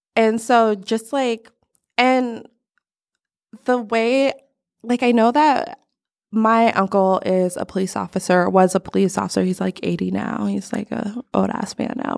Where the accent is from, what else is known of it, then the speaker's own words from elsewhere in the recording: Texas, United States; I was born in Texas